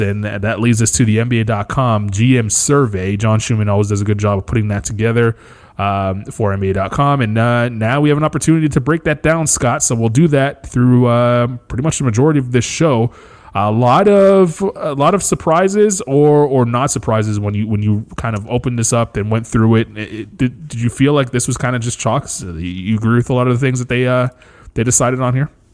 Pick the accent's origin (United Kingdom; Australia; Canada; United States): Canada; being a Canadian